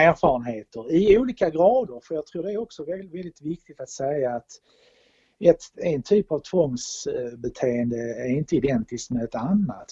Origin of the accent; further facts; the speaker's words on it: Malmö, Skåne, Sweden; also born or lived in New Delhi, India / Stockholm / Copenhagen; now in Rörum, Sweden; den minsta stad jag bott i är Malmö där jag är född.